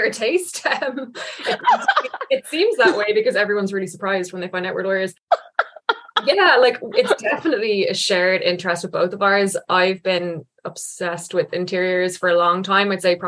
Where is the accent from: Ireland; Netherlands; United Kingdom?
Ireland; Kilmacud, Leinster; also born or lived in Stillorgan; I'm from Kilmacud, which is obviously beside Stillorgan.